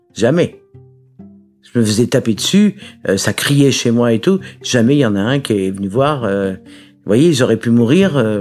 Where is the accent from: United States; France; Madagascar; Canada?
France; Paris, Île-de-France; Je suis née à Paris le 18 mai 1955 d'une maman célibataire